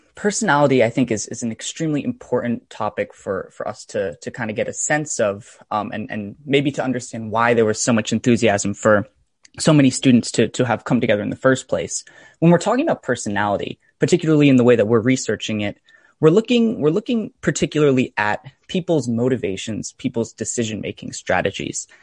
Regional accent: Fairfield County, Connecticut, United States; I grew up in, uh, Fairfield County in, in Connecticut, and I've actually lived there my whole life

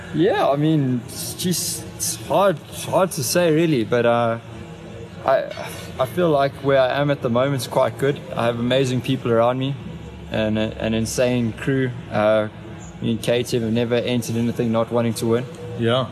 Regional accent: South Africa; being South African

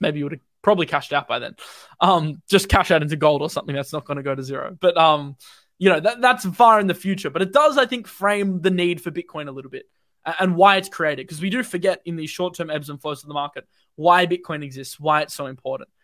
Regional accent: Australia; I'm Australian, I'm not U S

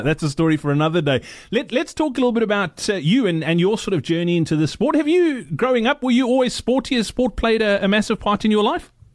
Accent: Virginia, Free State, South Africa; I grew up in the Free State as well. Funnily enough, uh, in in, really? a, in, a, little town called Virginia

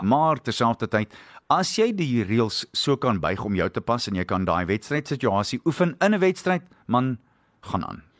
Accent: South Africa; ons is nog steeds Suid-Afrikaners

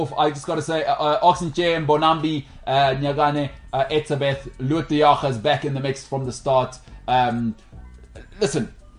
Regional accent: Harare, Zimbabwe; I'm from Harare. Yeah, I've seen things.

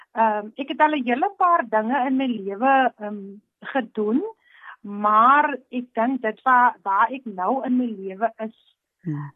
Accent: Stellenbosch, Western Cape, South Africa; Ek is gebore hier op Stellenbos, ek het groot geword

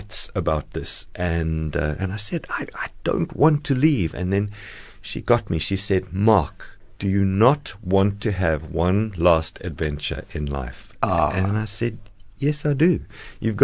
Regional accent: Cape Town, Western Cape, South Africa; I was born here in Fishhook, in Cape Town.

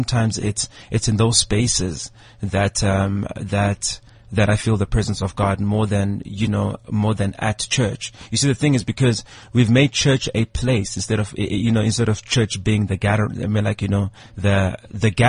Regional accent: South Africa; being South African

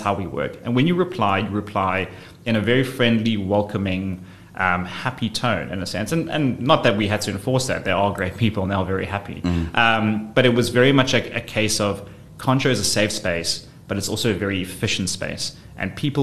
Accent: South Africa; also born or lived in London; when I moved back from London, the one thing I realized when coming back to South Africa

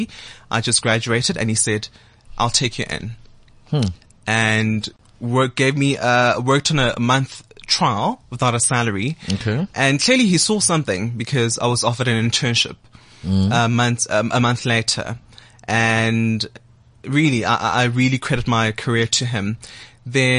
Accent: Soweto, Gauteng, South Africa; born in Dobsonville, raised by a mother who worked in retail and a father who worked at Telkom

